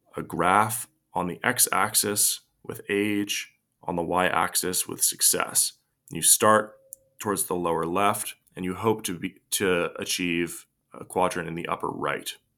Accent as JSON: {"language": "English", "country": "United States", "tie": "born or raised there", "said": "I was born in the United States of America during a period of unprecedented prosperity, peace, and tranquility"}